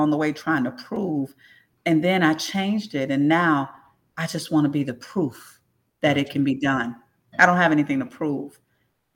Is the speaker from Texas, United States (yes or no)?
no; St. Petersburg, Florida, United States; in St. Pete, I grew up in South St. Pete, rough area